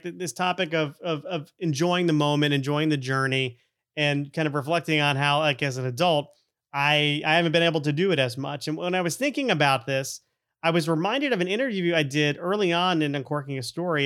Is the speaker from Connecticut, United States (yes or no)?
yes; Connecticut, United States; also born or lived in Florida; we moved to Connecticut from Florida in the ear-, early nineteen eighties.